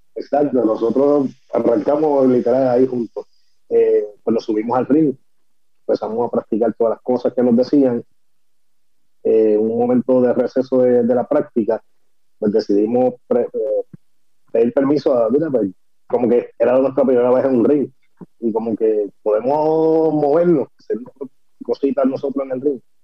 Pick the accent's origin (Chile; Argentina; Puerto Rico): Puerto Rico; Guaynabo; yo soy de, de Guaynabo, de Guaynabo City